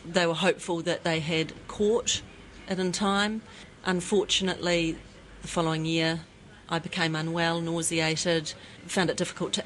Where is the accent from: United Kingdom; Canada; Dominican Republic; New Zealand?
New Zealand; I would be ashamed as a New Zealander